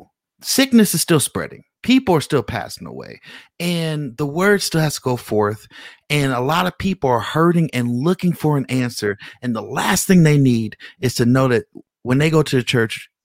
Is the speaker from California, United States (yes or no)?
yes; California, United States; now in Las Vegas, United States; I'm from California